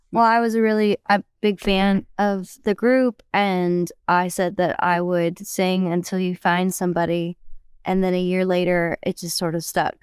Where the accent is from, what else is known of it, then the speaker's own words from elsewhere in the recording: British Columbia, Canada; now in Nashville, United States; I'm actually from Canada, British Columbia, and been living down in Nashville for a while